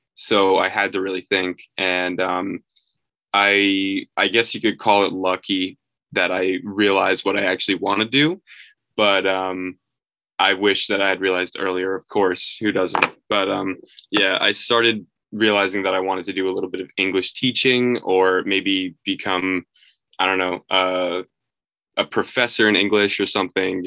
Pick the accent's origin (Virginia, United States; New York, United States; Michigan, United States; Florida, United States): New York, United States; I'm from New York